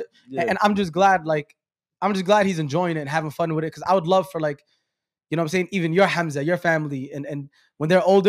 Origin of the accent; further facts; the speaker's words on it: New York City, New York, United States; I'm from Brooklyn.